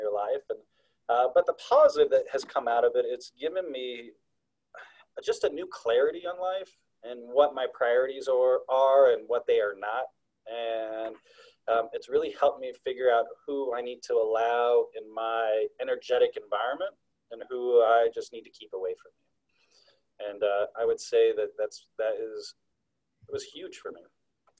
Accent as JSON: {"language": "English", "town": "Chicago", "region": "Illinois", "country": "United States", "tie": "born or raised there", "moved": "yes", "said": "I grew up in the Chicagoland area"}